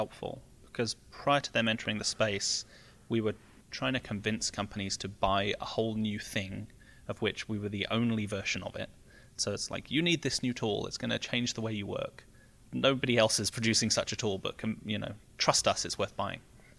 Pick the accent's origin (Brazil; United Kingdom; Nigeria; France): United Kingdom; now in United States; Yeah, I think so, because I'm very naturally, you know, like very pessimistic and sarcastic. And Californians are not pessimistic and sarcastic.